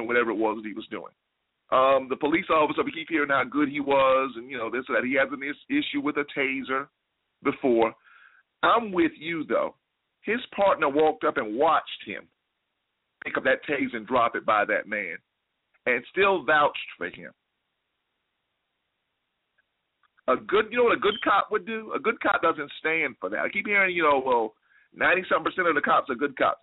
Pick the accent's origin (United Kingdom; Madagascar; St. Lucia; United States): United States; South Carolina; moved away as an adult; now in Atlanta, United States; I grew up in South Carolina, and most of you all know that. That's home.